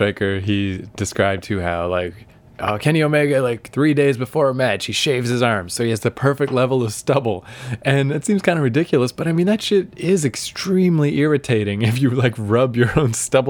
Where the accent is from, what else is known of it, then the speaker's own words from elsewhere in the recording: East Coast Canada, Canada; we're from East Coast Canada